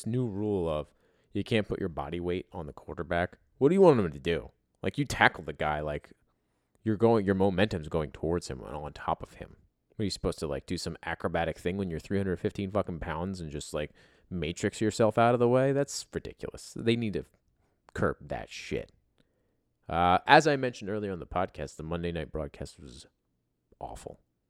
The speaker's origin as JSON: {"language": "English", "town": "Philadelphia", "region": "Pennsylvania", "country": "United States", "said": "Yeah, I'm a Philly guy. Yeah, like, where are you from? Oh, I'm from there."}